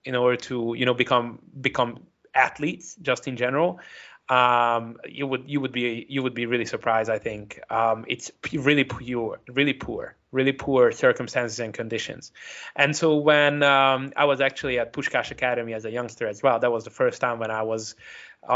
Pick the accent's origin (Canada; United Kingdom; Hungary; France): Hungary; Szeged, Csongrád-Csanád; I'm from Szeged.